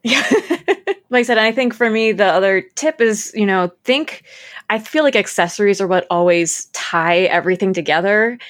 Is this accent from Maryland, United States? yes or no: yes; Maryland, United States; I'm from Maryland